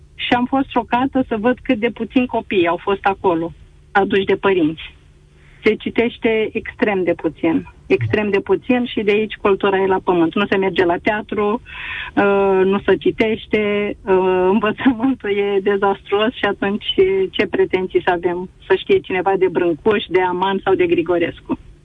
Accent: Galați, Galați County, Romania; Eu sunt din Galați

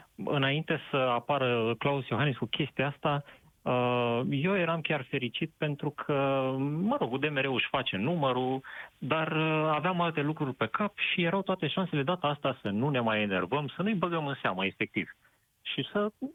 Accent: Moldavia, Romania; sunt din Moldova

